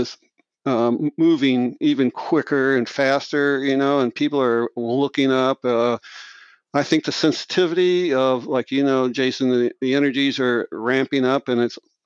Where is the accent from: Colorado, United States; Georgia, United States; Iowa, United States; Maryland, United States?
Iowa, United States; Marshalltown; I'm from Marshalltown, Iowa, central Iowa, and grew up in a very small blue-collar town